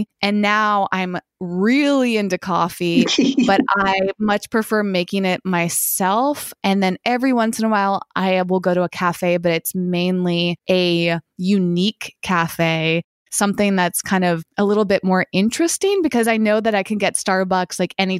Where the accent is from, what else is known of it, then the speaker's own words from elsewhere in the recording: Massachusetts, United States; moved away as an adult; also born or lived in Boston; now in Los Angeles, United States; I grew up in Massachusetts and I went to school in Boston. I live in Los Angeles now.